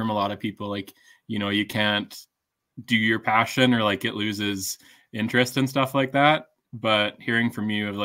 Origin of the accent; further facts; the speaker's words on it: Calgary, Alberta, Canada; now in Edmonton, Canada; I'm from Calgary originally